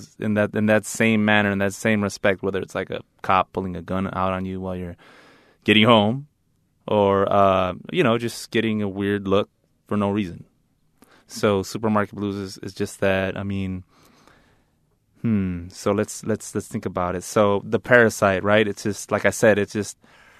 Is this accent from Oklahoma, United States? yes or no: no; La Mirada, California, United States; Growing up in La Mirada, I grew up in a suburb, La Mirada